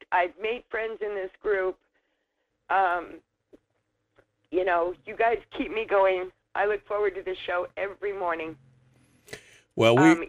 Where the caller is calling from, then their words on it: Wasilla, Alaska, United States; from Wasilla.